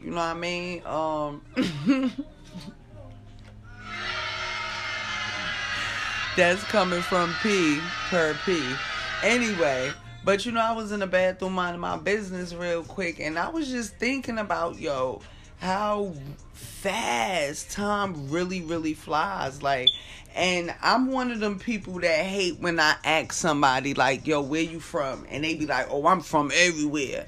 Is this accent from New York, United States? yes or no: no; Jersey City, New Jersey, United States; moved away as an adult; also born or lived in Newark; now in California, United States; I was born and raised in Jersey City